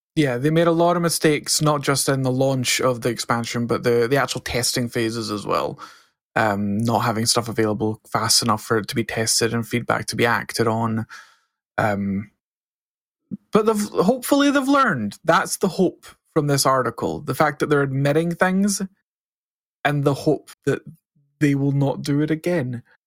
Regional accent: Scotland, United Kingdom; I'm Scottish. We barely speak English.

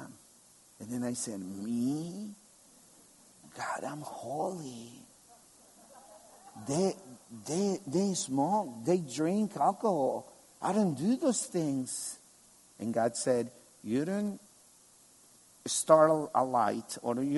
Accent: El Salvador; moved away as an adult; now in Albania; I come from El Salvador, where 50% of the population are evangelical Christians. I grew up in a Christian family

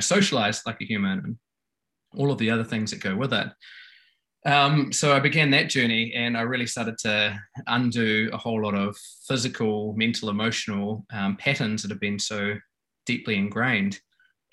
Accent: New Zealand; I grew up in New Zealand, playing all the New Zealand Kiwi sports

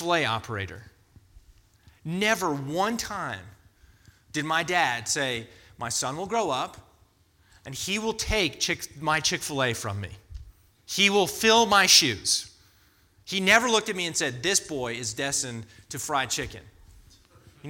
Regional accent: United States; as American Christians

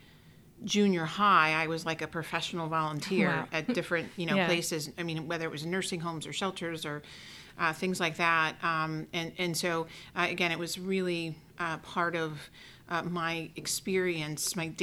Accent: Oak Lawn, Illinois, United States; I grew up in Oak Lawn, which is kind of just a little bit farther south of Mount Greenwood

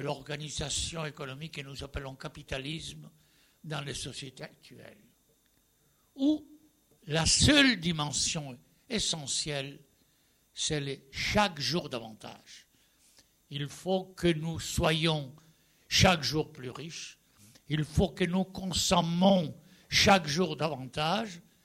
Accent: Spain; French is a second language; Je suis espagnol, bien entendu, j'ai fait toute la transition démocratique

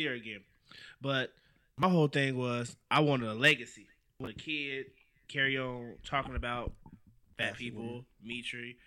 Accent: Las Vegas, Nevada, United States; I grew up in Las Vegas my whole life

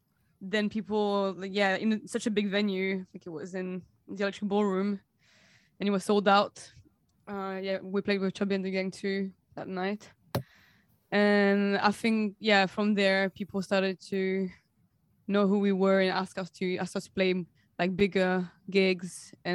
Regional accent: Provence-Alpes-Côte d'Azur, France; English is a second language; moved away as an adult; because I'm French and I was born in the High Alps, like in the mountains.

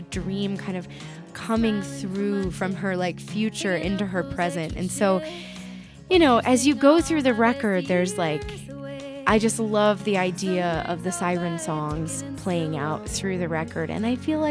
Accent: the South, United States; I grew up in the South

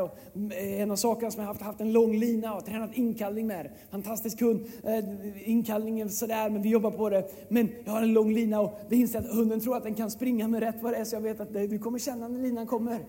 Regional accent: Sweden; oss svenskar

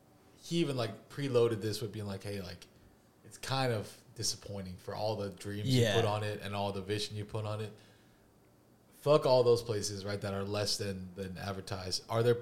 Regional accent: New Jersey, United States; I'm from Jersey.

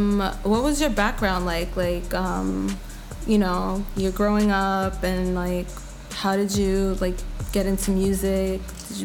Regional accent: New York City, New York, United States; I grew up in Queens.

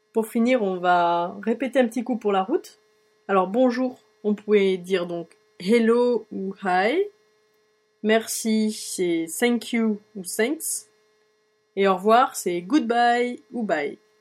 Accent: France; accent: French; moved away as an adult; now in Ireland; je parle toujours avec mon accent français

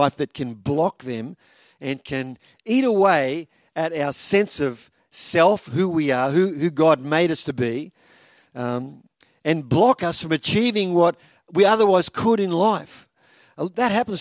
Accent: Victoria, Australia; now in Toowoomba, Australia; growing up in Victoria, and a little country town where we were

